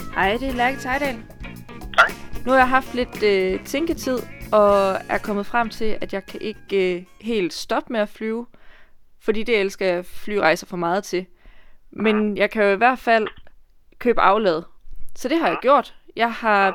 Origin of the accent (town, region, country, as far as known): Denmark